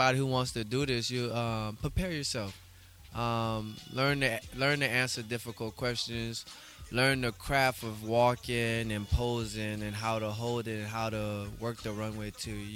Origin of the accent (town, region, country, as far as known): New Orleans, Louisiana, United States; born or raised there